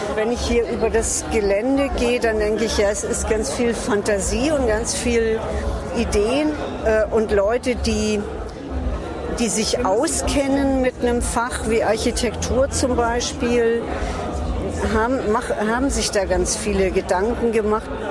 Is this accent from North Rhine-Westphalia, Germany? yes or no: no; Hamburg, Germany; moved away; Ich bin in Hamburg-Horn aufgewachsen